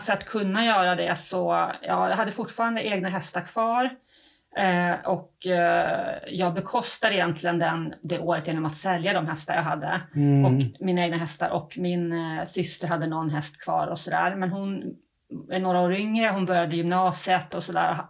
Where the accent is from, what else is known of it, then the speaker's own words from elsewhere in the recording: Uppsala, Uppsala County, Sweden; now in Halmstad, Sweden; Jag kommer egentligen inte från Halland och det hörs nog, jag kommer från Uppsala